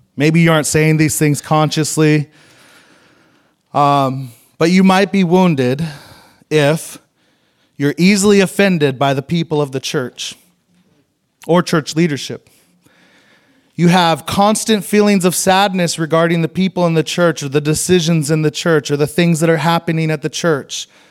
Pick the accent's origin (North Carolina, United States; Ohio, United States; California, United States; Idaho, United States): Idaho, United States; moved away; it's where I'm from. I grew up in Idaho, so I went home to Idaho